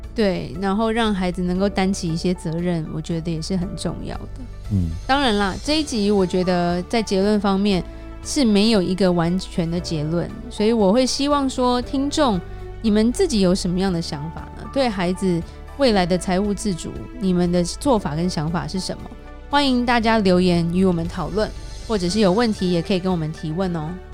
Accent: Taiwan; now in United States; 我们台湾人观念会觉得，这样的父母好像不是好父母的感觉

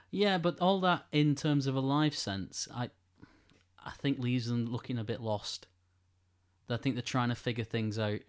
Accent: Greater Manchester, North West England, United Kingdom; I feel really proud to be from Greater Manchester, at least. I know, uh, maybe people who live in Manchester will say I'm not really from Manchester

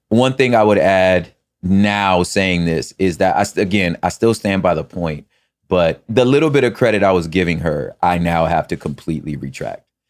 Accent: the West, West Coast, United States; I'm from the West.

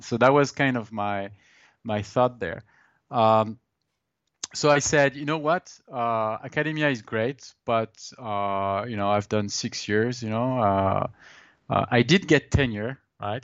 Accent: Brittany, France; moved away as an adult; also born or lived in Toulouse, France / Montreal, Canada / London, United Kingdom / Tempe, Arizona; now in United States; I'm from Brittany, in France.

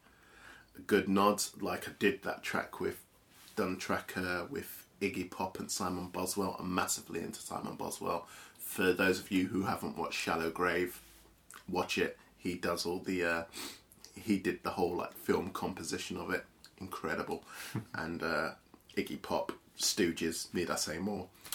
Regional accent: London, United Kingdom; also born or lived in Holloway / Pinner; it was North London first. First it was North Holloway for a bit, and then we moved to another estate in Pinner

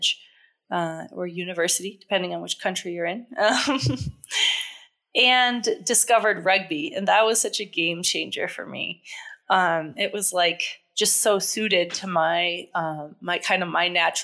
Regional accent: New Hampshire, United States; I'm from New Hampshire originally

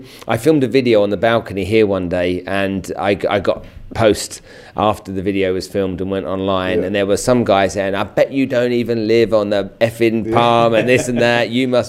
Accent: Nigeria; moved away; I grew up in Africa and in Nigeria

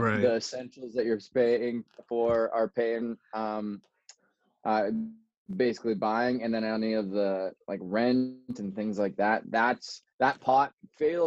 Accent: Kelowna, British Columbia, Canada; I was born in a place called Kelowna. That's in British Columbia, Canada. It's kind of like wine country in Canada. It is beautiful. I grew up there until I went to northern British Columbia

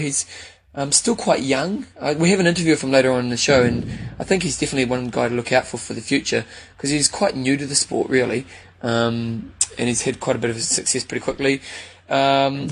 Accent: New Zealand; I'm from New Zealand

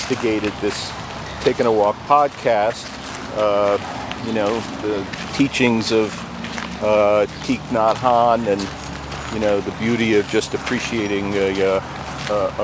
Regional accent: United States; where I grew up

